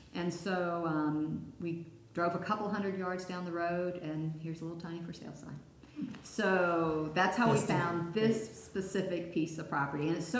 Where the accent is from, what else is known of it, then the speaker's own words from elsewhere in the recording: Hickory, North Carolina, United States; moved away as an adult; also born or lived in San Francisco Bay Area / Roswell, Georgia / Atlanta; We are all from North Carolina. Three of us grew up in Hickory. Chuck grew up in Asheville. Ronnie and Raymond have always lived in Hickory, built a business there, Von Drehle Industries. Chuck and I lived all over the country.